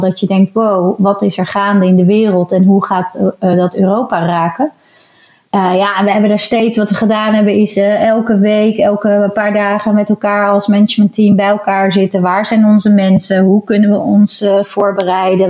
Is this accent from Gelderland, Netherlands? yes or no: no; Rotterdam, South Holland, Netherlands; wij nou zelf als Rotterdammers